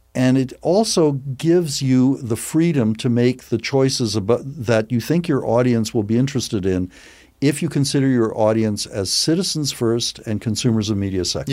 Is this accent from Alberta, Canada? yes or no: yes; Edmonton, Alberta, Canada; moved away; I grew up in Edmonton.